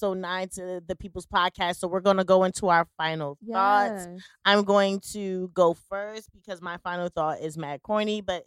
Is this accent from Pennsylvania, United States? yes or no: no; Jersey City, New Jersey, United States; I'm from Jersey City